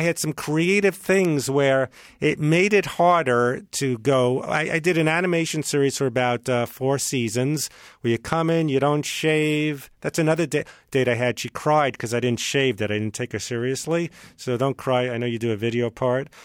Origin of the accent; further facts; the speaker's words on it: New York, United States; moved away; I'm from New York